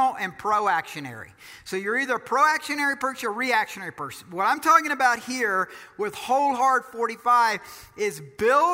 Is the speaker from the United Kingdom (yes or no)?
no; Georgia, United States; I'm from Georgia